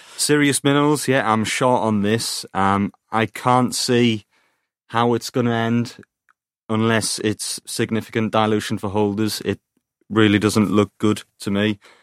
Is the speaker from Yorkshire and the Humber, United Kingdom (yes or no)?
no; Teesside, North East England, United Kingdom; I'm from Teesside